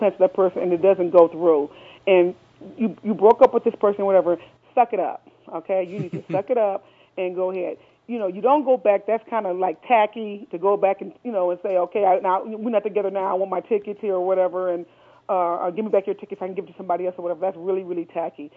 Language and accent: English; Hattiesburg, Mississippi, United States; moved away; I'm originally from Mississippi, and Hattiesburg, Mississippi. That's where I was born.